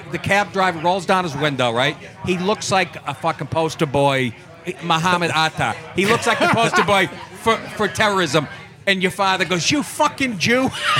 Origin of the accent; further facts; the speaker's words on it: Boston, Massachusetts, United States; now in New York, United States; I came down here from Boston, and in Boston, I guess they're probably saying a derogatory context, but when I first moved to New York, I noticed, you know...